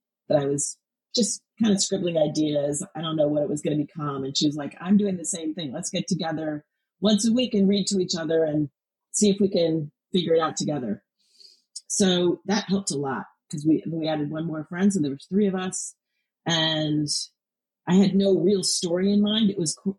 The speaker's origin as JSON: {"language": "English", "country": "United States", "tie": "born or raised there", "said": "I grew up on the Illinois-Wisconsin border"}